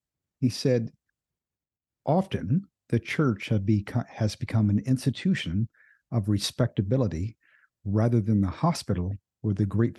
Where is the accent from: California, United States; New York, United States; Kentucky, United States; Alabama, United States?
Kentucky, United States; also born or lived in Indiana / Florida; I'm a native of Indiana. I grew up in Kentucky and Florida.